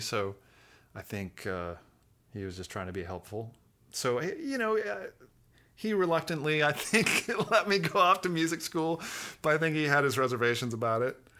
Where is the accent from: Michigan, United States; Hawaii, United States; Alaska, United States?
Alaska, United States; Fairbanks; moved away; Growing up in Alaska